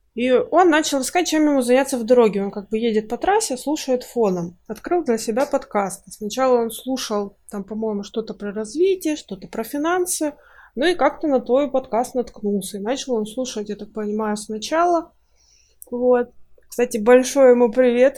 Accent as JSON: {"language": "Russian", "region": "Russian Far East", "country": "Russia", "moved": "as an adult", "lives_now": "Kaliningrad, Russia", "said": "я жила раньше на Дальнем Востоке, а сейчас мы переехали в Калининград уже, ну, года три, наверное, прошло, или даже четыре"}